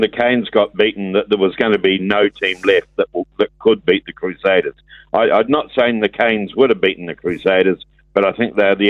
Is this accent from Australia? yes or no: no; Scotland, United Kingdom; I'm Scottish?